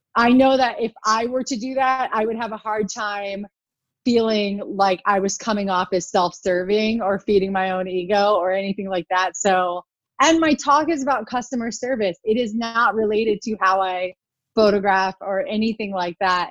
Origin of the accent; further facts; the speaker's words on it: United States; I'm an American